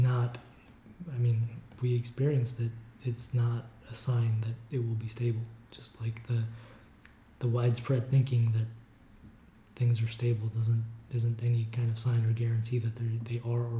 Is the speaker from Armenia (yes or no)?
yes; Armenia; now in United States; we grew up in Armenia in the USSR